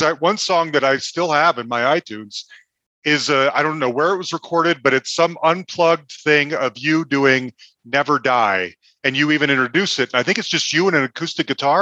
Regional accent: Salt Lake City, Utah, United States; now in Denver, United States; I grew up in Salt Lake City

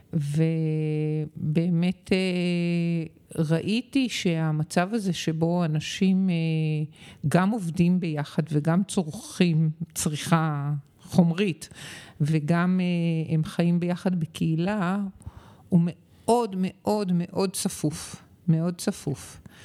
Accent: Tel Aviv, Tel Aviv District, Israel; מכיוון שגדלתי במשפחה אשכנזית עם שני ילדים שהתפזרו בארץ וההורים נשארו בתל אביב

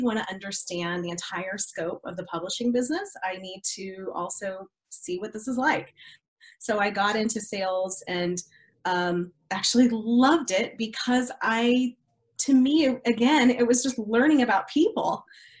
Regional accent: Colorado, United States; also born or lived in Kentucky / Dallas, Texas; When I was 12, I was here in Colorado, so I'm a semi-native. I actually am originally from Kentucky. My entire family was all born and bred in Kentucky, and a lot of them still live there to this day. We moved out here when I was probably 10

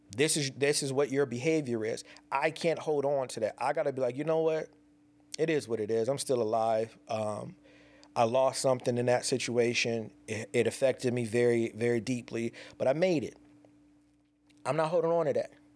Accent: Pasadena, California, United States; born or raised there; moved away

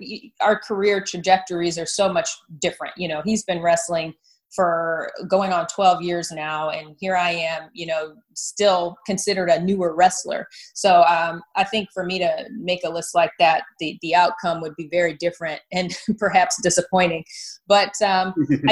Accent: Detroit, Michigan, United States; moved away as an adult; also born or lived in Miami; I grew up, I was born and raised in the Detroit metro area.

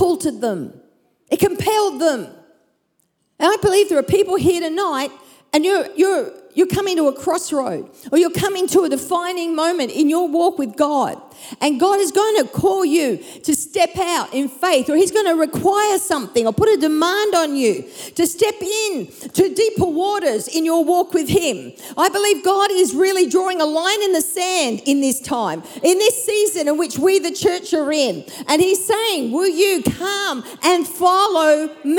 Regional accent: Perth, Western Australia, Australia; moved away as an adult; also born or lived in Brisbane; my hometown of Perth, back to my family

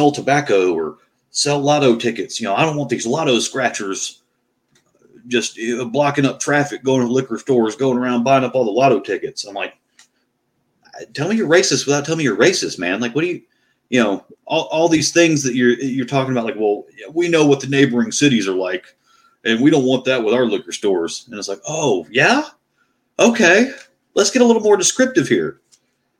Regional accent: Fayetteville, United States; I'm from Fayetteville

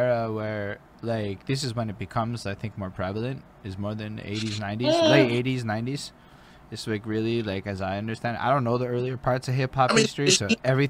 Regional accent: Canada; I grew up in Canadian poor, which is just, come on, it's Canadian poor.

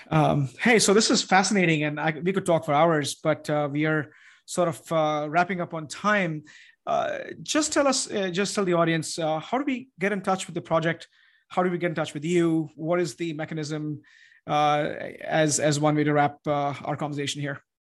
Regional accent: India; now in Austin, United States; I'm from India

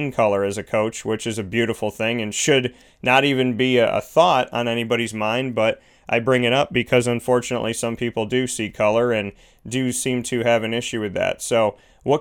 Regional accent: Syracuse, New York, United States; moved away; my hometown of Syracuse, New York

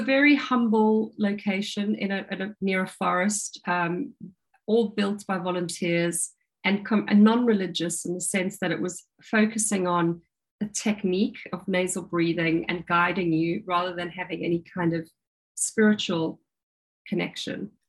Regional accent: South Africa; now in United Kingdom; I grew up in South Africa and I was a, a water baby

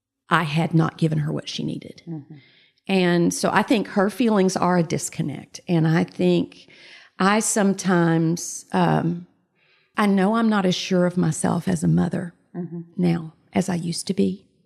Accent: the South, United States; Yes, I'm a girl from the South.

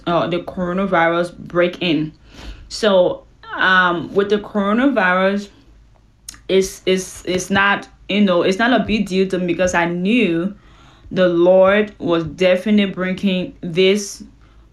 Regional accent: Liberia; now in Houston, United States; I live in the U.S. In Houston, Texas. I'm from West Africa, Liberia

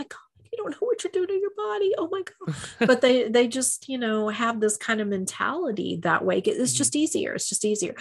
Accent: Texas, United States; I'm a Texan

